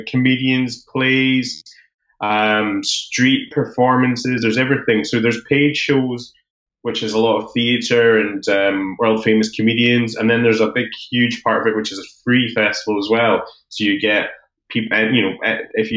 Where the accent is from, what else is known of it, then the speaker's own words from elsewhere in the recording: Edinburgh, Scotland, United Kingdom; I'm from Edinburgh. I've lived here most of my life.